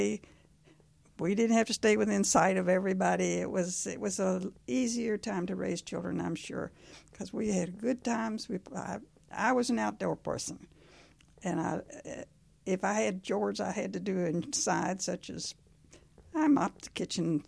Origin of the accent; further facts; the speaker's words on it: Lexington, Kentucky, United States; also born or lived in Ogdensburg, New York; I grew up here in Lexington. I've spent my whole life here, and I'm now 90.